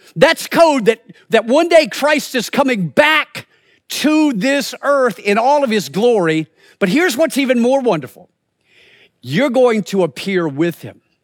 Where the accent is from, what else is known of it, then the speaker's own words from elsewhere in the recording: the Carolinas, United States; moved away as an adult; also born or lived in Springfield, Missouri; I grew up in the Carolinas